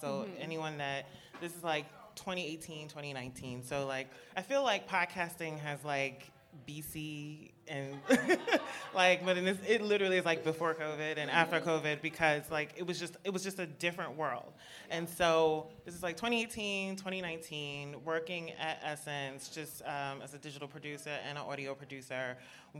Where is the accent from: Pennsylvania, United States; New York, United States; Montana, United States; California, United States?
New York, United States; I'm just a New Yorker. Born and raised in Brooklyn for a very long time.